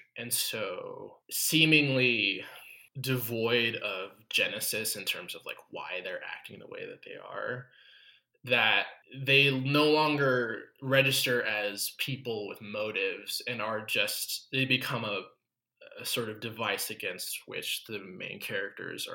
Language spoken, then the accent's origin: English; United States; as an American